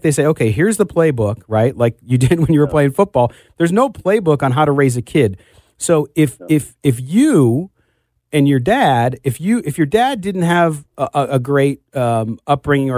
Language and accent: English; San Diego, California, United States; I grew up in Southern California